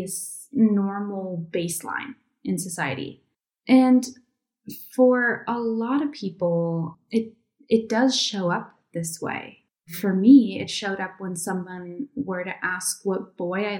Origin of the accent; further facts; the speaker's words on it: Connecticut, United States; moved away as an adult; also born or lived in New York City; now in Iceland; Although I was born in New York City and I lived there for years before moving to Iceland 2 years ago, I grew up mostly just over the New York border in Connecticut